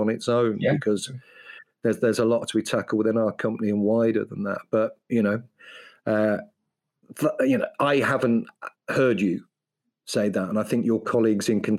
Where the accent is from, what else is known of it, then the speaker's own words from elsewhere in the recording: Ireland; I'm an Irish person.